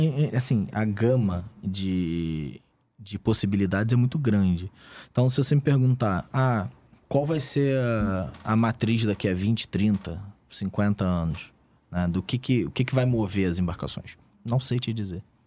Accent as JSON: {"language": "Portuguese", "region": "Rio de Janeiro", "country": "Brazil", "said": "Eu sou do Rio de Janeiro."}